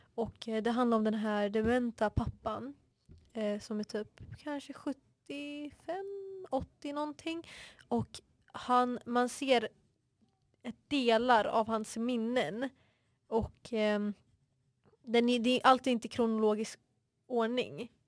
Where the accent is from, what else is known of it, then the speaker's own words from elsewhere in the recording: Stockholm, Stockholm County, Sweden; accent: Vasastan; jag kommer från Vasastan, jag vet min dialekt är ganska vasastanig